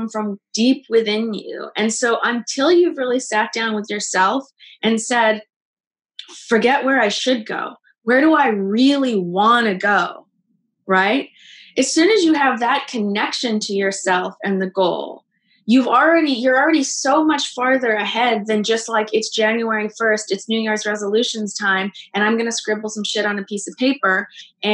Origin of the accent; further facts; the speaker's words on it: Canada; now in Los Angeles, United States; I came down to Los Angeles. I'm Canadian